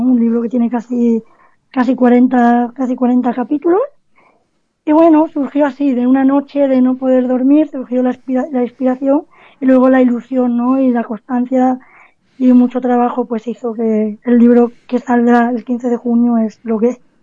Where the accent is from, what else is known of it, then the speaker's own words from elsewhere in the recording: Cádiz, Andalusia, Spain; nací, nací en Cádiz